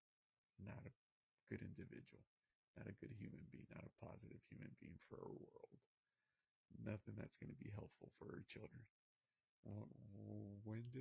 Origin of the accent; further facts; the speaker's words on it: United States; My background's Hispanic, even though I was born in the United States of America